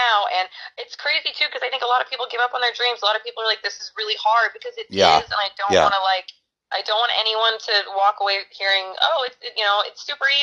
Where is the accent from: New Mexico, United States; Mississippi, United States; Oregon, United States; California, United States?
Oregon, United States; Brookings; moved away as an adult; now in Los Angeles, United States; I grew up here in Brookings, Oregon